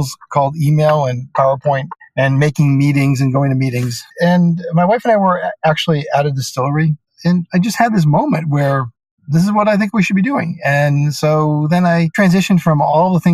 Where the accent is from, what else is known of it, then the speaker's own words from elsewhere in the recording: Boston, Massachusetts, United States; moved away as an adult; also born or lived in New York; I grew up in Boston, Massachusetts